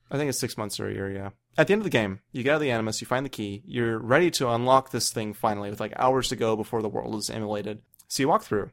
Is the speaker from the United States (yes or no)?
yes; United States; growing up in America